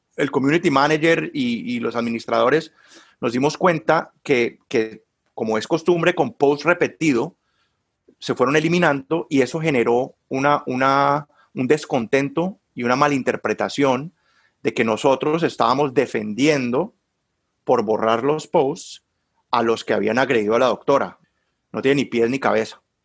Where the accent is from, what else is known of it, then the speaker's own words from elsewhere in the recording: Cali, Valle del Cauca, Colombia; moved away as an adult; also born or lived in Bogotá, Colombia / Barcelona, Spain; now in Warsaw, Indiana, United States; yo soy caleño